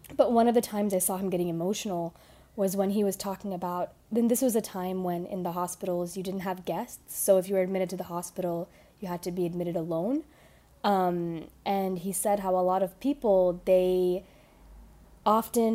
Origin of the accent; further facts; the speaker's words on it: Houston, Texas, United States; I was born in Houston, Texas